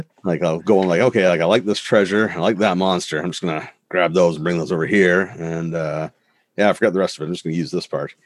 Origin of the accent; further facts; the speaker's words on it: Canada; I'm Canadian